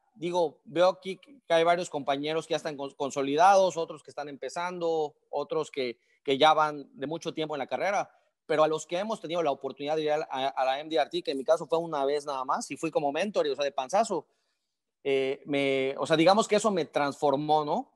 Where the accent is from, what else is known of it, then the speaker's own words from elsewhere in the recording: Yucatán, Mexico; moved away as an adult; Yo soy yucateco, pero me movieron por diferentes partes de, México en la empresa